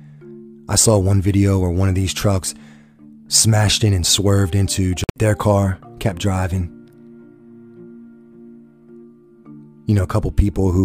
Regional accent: United States

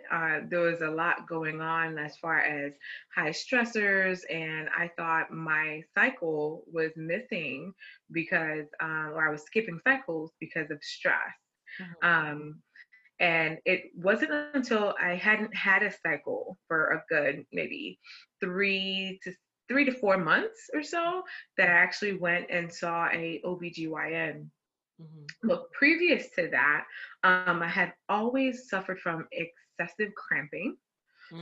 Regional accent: Florida, United States; also born or lived in Saint Martin; I am from the island of St. Martin. So I'm a transplant here to the United States, but grew up here in Florida.

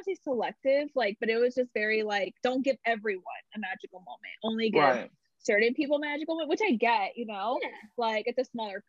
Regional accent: California, United States; that would have been so cool if I could have worked at Disneyland, since I grew up there. I grew up in Disneyland.

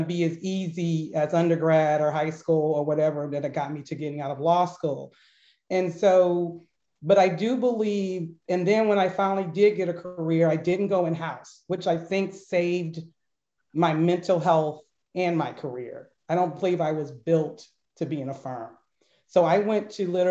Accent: Berkeley, California, United States; growing up in the Berkeley school system

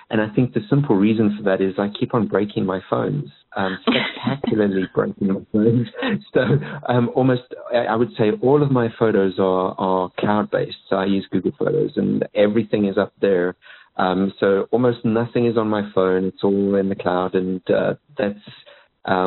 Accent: South Africa; moved away; I was born in South Africa. So for a wee African boy to see the white stuff for the first time was quite a treat

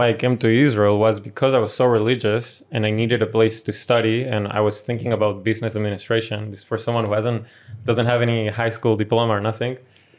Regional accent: Paraguay; born there; Yeah, so I was born in Paraguay to a Venezuelan father, a Brazilian mother

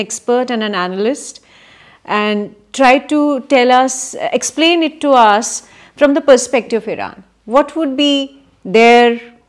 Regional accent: Jammu and Kashmir, India; my home state, Jammu and Kashmir.

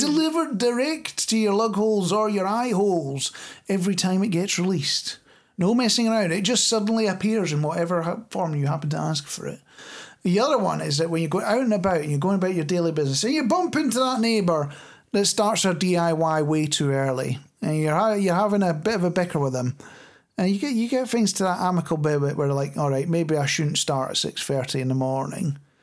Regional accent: Scotland, United Kingdom

